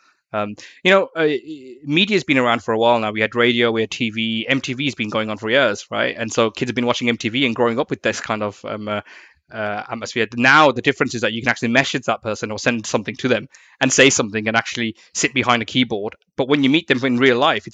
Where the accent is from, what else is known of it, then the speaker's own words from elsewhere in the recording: Birmingham, West Midlands, United Kingdom; moved away as an adult; now in London, United Kingdom; I'm coming from Birmingham and living in London